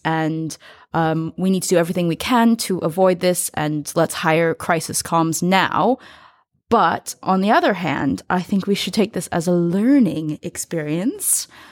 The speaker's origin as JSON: {"language": "English", "country": "United States", "said": "as an American"}